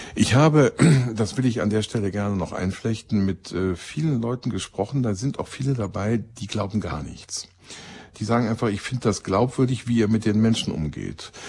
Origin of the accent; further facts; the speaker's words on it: Rhineland, Germany; als Rheinländer